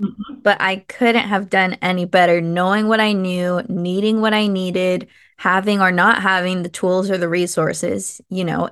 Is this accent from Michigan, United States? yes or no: yes; Michigan, United States; also born or lived in California; now in Nevada, United States; I grew up in Michigan